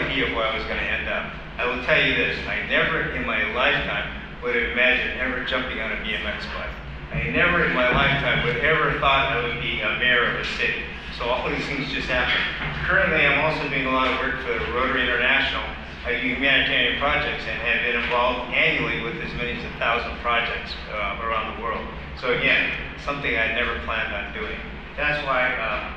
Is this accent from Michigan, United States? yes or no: no; Santa Barbara, California, United States; now in Carpinteria, United States; born and raised in Santa Barbara, actually. Now living in Carpinteria, moved to Carpinteria in 76